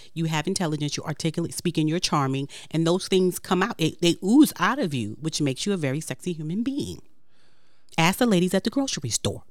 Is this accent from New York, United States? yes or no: yes; New York City, New York, United States; I'm from Brooklyn, so I talk with my hands.